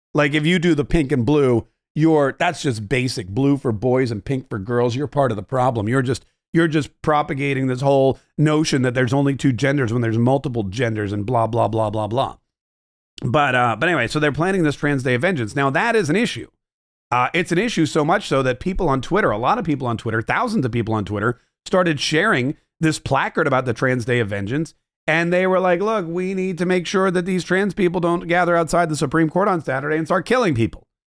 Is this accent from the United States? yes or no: no; Canada; being Canadian